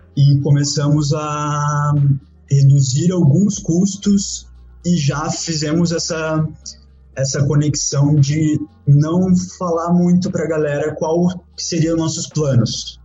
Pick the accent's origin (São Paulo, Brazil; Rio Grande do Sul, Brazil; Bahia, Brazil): Rio Grande do Sul, Brazil; Porto Alegre; moved away as an adult; also born or lived in Curitiba / Praia do Rosa / Dublin, Ireland; now in Asia; eu sou natural de Porto Alegre, Rio Grande do Sul. Apesar que eu saí de Porto Alegre, hoje eu tenho 32 anos, em Porto Alegre, eu tinha 18 anos quando eu saí de casa